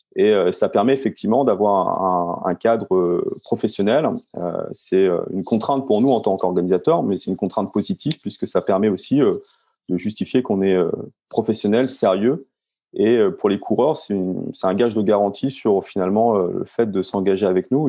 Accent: Rouen, Normandy, France; Je suis euh, rouennais, euh, donc euh, je vis en Normandie euh, quand je suis en, France

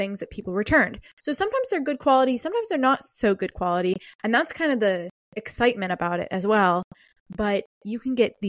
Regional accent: Pittsburgh, Pennsylvania, United States; moved away; my hometown of Pittsburgh, Pennsylvania

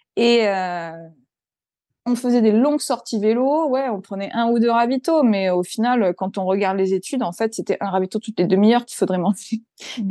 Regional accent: Provence-Alpes-Côte d'Azur, France; now in Reims, France; je suis du Sud-Est.

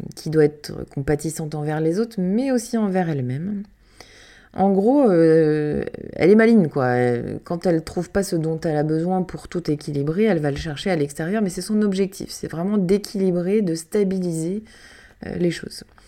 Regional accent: Canada; moved away; toute petite j'ai grandi au Canada

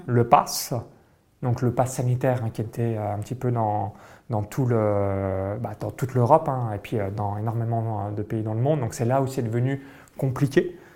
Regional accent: France; moved away; j'ai grandi euh, toute mon enfance euh, en France

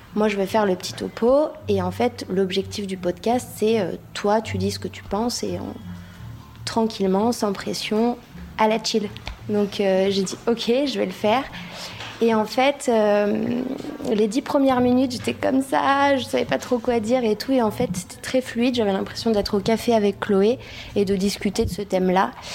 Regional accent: Kosovo; moved away; je viens du Kosovo

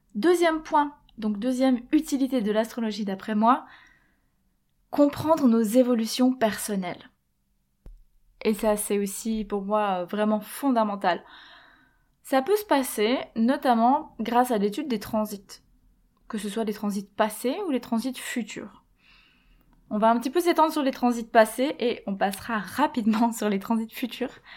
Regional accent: Switzerland; moved away as an adult; also born or lived in Quebec; je suis partie, j'ai quitté la Suisse quand j'avais 19 ans et en fait j'ai laissé un peu tout ce que je connaissais pour aller là-bas

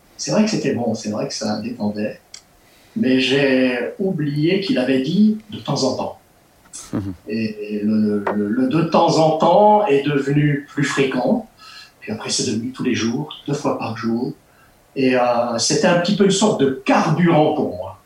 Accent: Ch'ti, Hauts-de-France, France; moved away as an adult; now in Switzerland

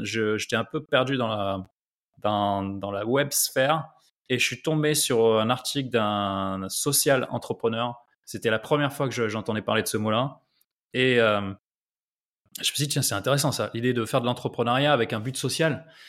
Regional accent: France; moved away as an adult; also born or lived in Silicon Valley / Nairobi, Kenya; nous, en, France

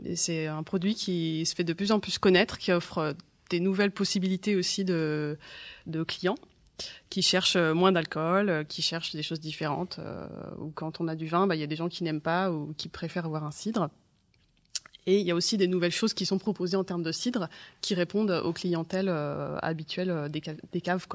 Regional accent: Janzé, Brittany, France; also born or lived in Rennes; je suis née à Rennes. Euh, j'ai grandi à Janzé sur l'exploitation familiale.

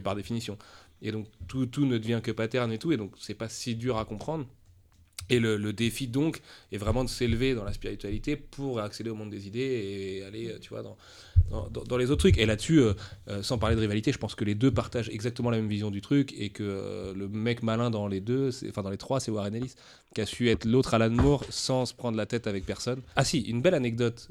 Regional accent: France

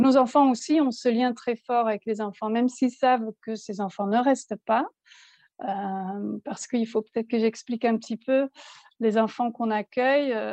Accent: Belgium; moved away as an adult; also born or lived in south of France; now in France; nous sommes belges en fait. On, habitait en Belgique, on exerçait notre métier euh, là-bas

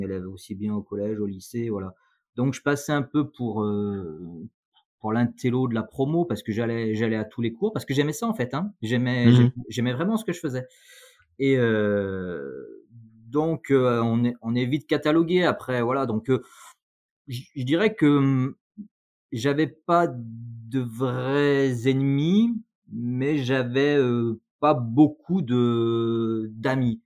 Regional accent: Saint-Étienne, Auvergne-Rhône-Alpes, France; also born or lived in Lyon; je suis né à Saint-Etienne, exactement. Je suis né Saint-Etienne, donc là, je suis revenu vraiment euh, aux sources euh, où, je suis né

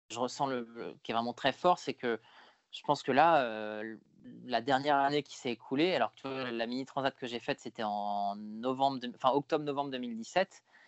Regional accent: Paris region, Île-de-France, France; j'ai grandi en région parisienne

